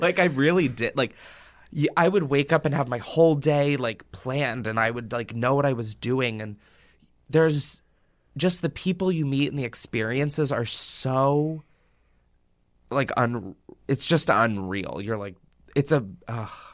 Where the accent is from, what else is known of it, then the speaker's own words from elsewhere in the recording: Newark, Delaware, United States; I'm from Delaware